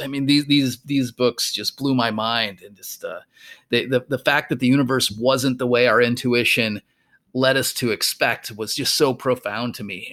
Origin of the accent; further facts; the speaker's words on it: rural Minnesota, United States; moved away; I grew up in rural Minnesota